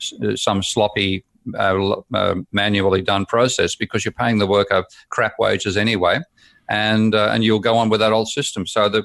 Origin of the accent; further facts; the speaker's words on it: Australia; now in United Kingdom; from my perspective as a Aussie expat living there for 4 years, 5 years, and looking at it, I'm seeing a country turning into a third world economy